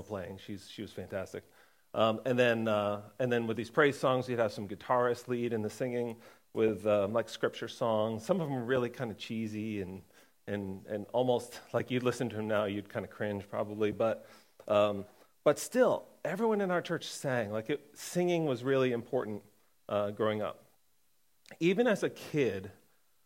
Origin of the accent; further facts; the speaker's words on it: Connecticut, United States; I was born in Connecticut